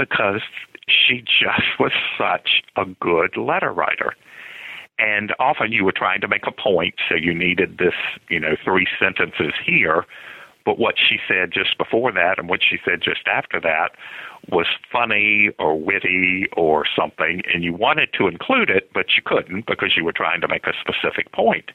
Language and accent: English; Lynchburg, Virginia, United States; Grew up in Lynchburg, Virginia